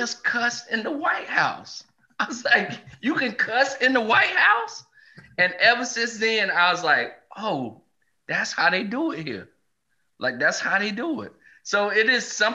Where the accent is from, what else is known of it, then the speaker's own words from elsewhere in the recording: the South, United States; I grew up in the South